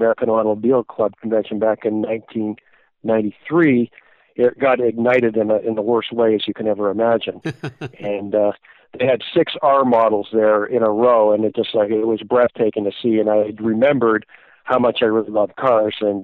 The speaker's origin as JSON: {"language": "English", "town": "Toronto", "region": "Ontario", "country": "Canada", "tie": "born or raised there", "also_born_or_lived": "Southern Illinois", "moved": "as an adult", "said": "I grew up in Toronto, Canada during my formative years"}